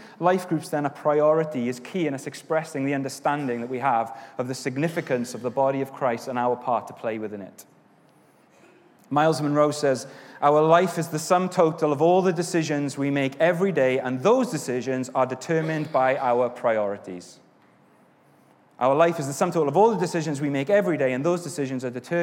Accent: Wales, United Kingdom; now in England; I'm Welsh

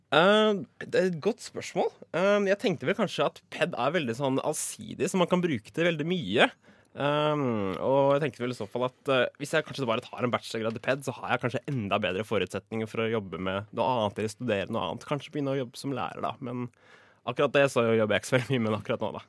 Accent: Drøbak, Akershus, Norway; moved away as an adult; also born or lived in Oslo; jeg er fra Drøbak.

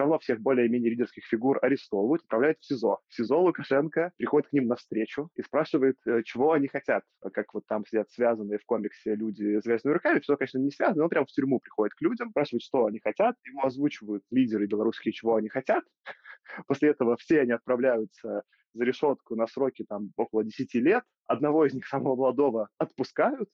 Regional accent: Belarus; я белорус

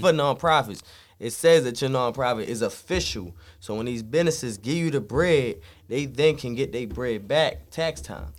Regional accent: Baltimore, Maryland, United States; we right in the fucking middle

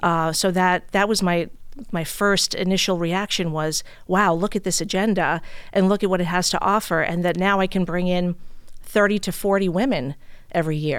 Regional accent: New York City, New York, United States; moved away as an adult; now in East Hampton, United States; born and raised in Brooklyn, New York

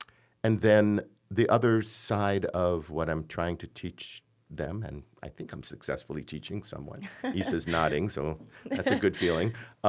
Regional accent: Michigan, United States; "Where are you from?" And I would say, "Michigan."

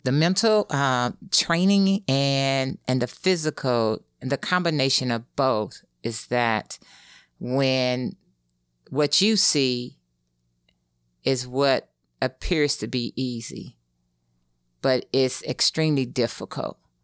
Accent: East St. Louis, Illinois, United States; moved away; that's where I'm from

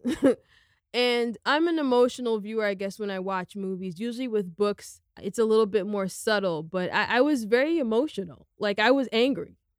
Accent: United States; I'm a second generation American. I'm Guinean American

